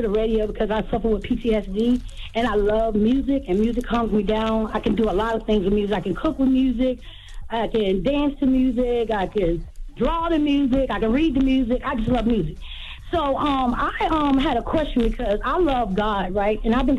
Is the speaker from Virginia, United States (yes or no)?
yes; Hampton, Virginia, United States; I'm from Hampton, Virginia.